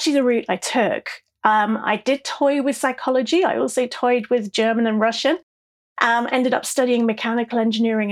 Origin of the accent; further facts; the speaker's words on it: South East England, United Kingdom; accent: English; also born or lived in El Paso, Texas; I'm a Brit. I was born in the southeast of England.